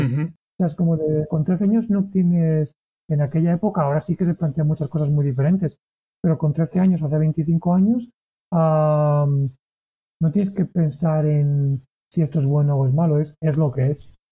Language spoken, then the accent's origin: Spanish; Valencia, Valencian Community, Spain; moved away as an adult; also born or lived in Barcelona; yo soy de Valencia